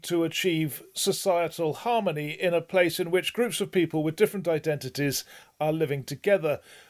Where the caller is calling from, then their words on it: Wales, United Kingdom; And I'm speaking from Wales, so we're all gathered by this amazing technology.